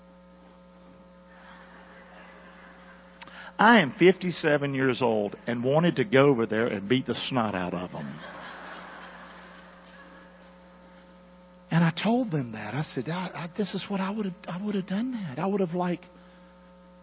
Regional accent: United States; moved away; we grew up together in Carolina.

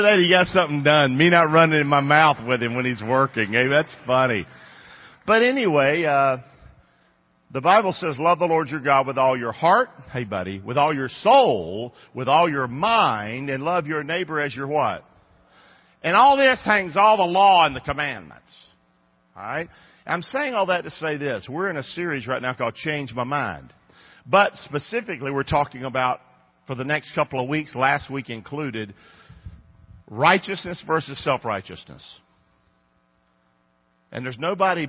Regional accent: Rockingham, North Carolina, United States; moved away as an adult; now in Englewood, United States; I grew up in Rockingham, North Carolina. Came here when I was about 20 years old.

